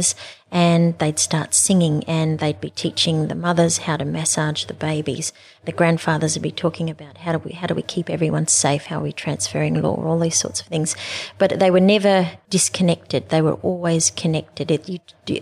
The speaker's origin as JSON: {"language": "English", "town": "Alice Springs", "region": "Northern Territory", "country": "Australia", "said": "I'm from the Territory"}